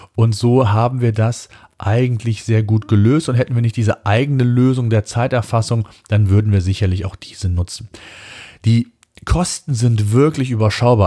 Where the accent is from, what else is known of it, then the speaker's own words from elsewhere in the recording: Germany; bei uns in Deutschland